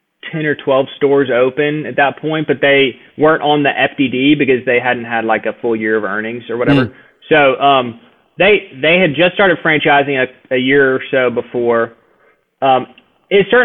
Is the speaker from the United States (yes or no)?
yes; Nashville, Tennessee, United States; now in Birmingham, United States; I'm from Nashville